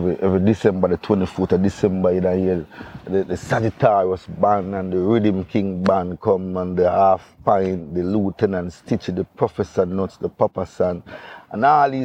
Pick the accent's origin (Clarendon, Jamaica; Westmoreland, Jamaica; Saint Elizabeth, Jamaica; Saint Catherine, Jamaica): Clarendon, Jamaica; May Pen; Grew up in a Maypen, Clarendon